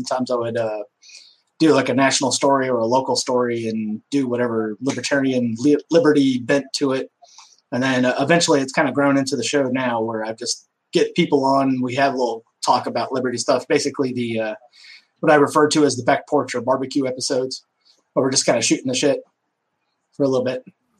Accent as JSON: {"language": "English", "town": "Omaha", "region": "Nebraska", "country": "United States", "tie": "born there", "also_born_or_lived": "Nevada / Texas / Georgia", "lives_now": "Louisiana, United States", "said": "Yeah, I was born in Omaha, Nebraska. Moved out west to Nevada for a little bit, Texas, Louisiana, Georgia. I've been all over."}